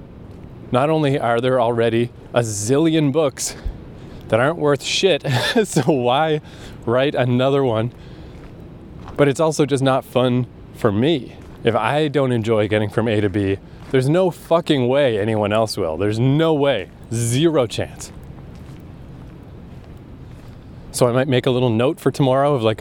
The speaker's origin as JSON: {"language": "English", "country": "Canada", "said": "I'm Canadian"}